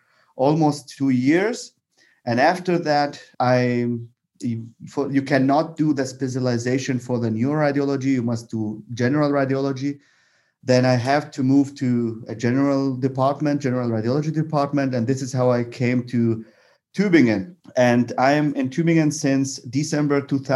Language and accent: English; Baghdad, Baghdad Governorate, Iraq; English is a second language; moved away as an adult; also born or lived in Bonn, Germany; now in Germany; I am originally from Iraq. So my journey actually is not in Germany. My journey begins in Iraq. I did my high school in Baghdad. And then I moved to Germany